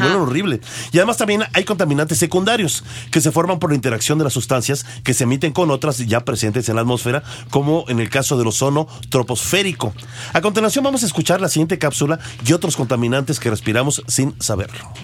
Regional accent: Mexico; que como mexicanos entendamos más el trabajo que ustedes realizan

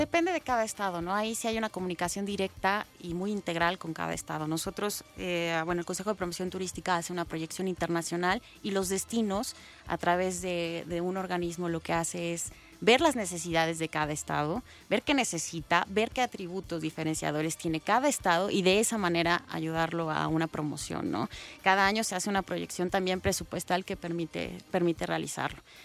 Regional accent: Mexico; como mexicanos

